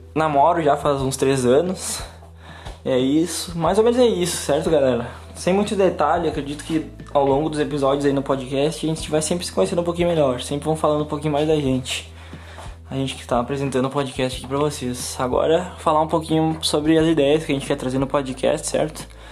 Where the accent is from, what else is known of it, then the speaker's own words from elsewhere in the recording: São Gabriel, Rio Grande do Sul, Brazil; now in Santa Maria, Brazil; eu moro em Santa Maria atualmente, mas fui nascido e criado em São Gabriel